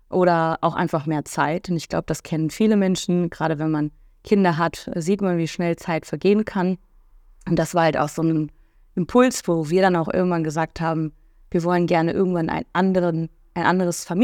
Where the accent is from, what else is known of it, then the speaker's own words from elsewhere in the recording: Cologne, North Rhine-Westphalia, Germany; echtes kölsches Mädchen, bin geboren tatsächlich in Köln und auch im Umland aufgewachsen.